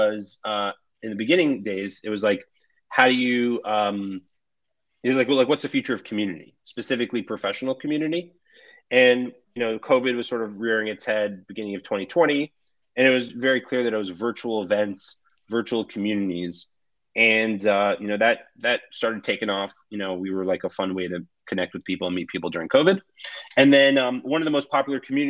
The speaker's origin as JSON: {"language": "English", "region": "New York", "country": "United States", "tie": "born or raised there", "said": "I was born and raised in New York"}